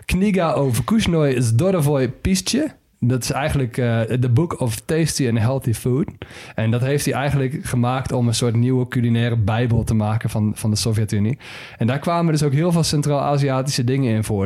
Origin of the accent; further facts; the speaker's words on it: Netherlands; als Nederlander